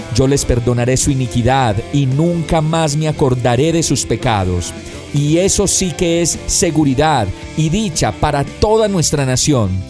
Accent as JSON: {"language": "Spanish", "country": "Colombia", "said": "Nuestro país es ese lugar que a pesar de la guerra, del conflicto y de la corrupción, sigue siendo aguerrido"}